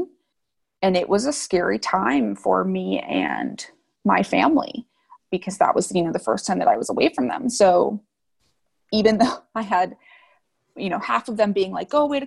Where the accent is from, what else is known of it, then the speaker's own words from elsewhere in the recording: Chicago suburbs, Illinois, United States; moved away as an adult; I'm from the Chicago suburbs